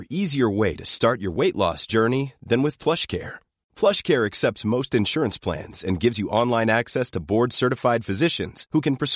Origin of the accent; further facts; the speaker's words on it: Ajusco, Mexico City, Mexico; De la Jusco.